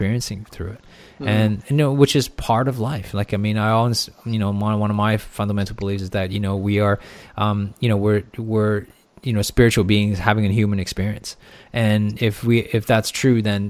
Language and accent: English; Canada; also born or lived in Hong Kong; now in Australia; I grew up in Canada my entire life. But I lived in Hong Kong for 4 years.